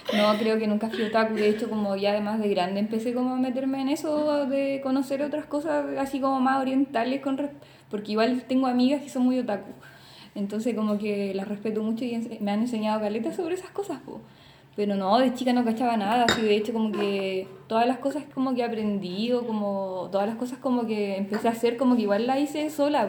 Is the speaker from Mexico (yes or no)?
no; Talcahuano, Biobío, Chile; also born or lived in Concepción; yo nací en Conce, pero viví toda mi adolescencia, e infancia en Talcahuano